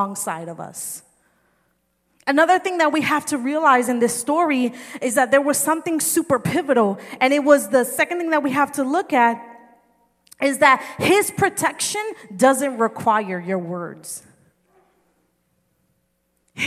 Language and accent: English; New Jersey, United States; I'm from New Jersey